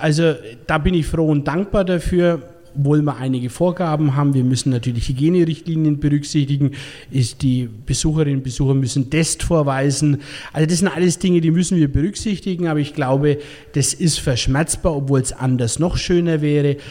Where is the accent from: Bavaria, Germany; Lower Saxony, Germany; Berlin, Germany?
Bavaria, Germany; als Bayer